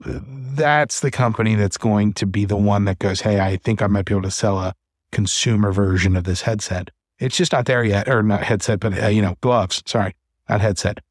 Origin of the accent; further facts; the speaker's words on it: Cincinnati, Ohio, United States; they're based in Cincinnati, which is my hometown